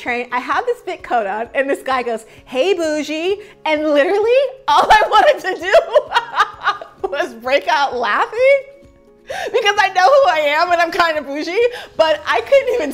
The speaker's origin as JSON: {"language": "English", "town": "San Diego", "region": "California", "country": "United States", "tie": "born or raised there", "moved": "as an adult", "lives_now": "New York City, United States", "said": "my hometown of San Diego"}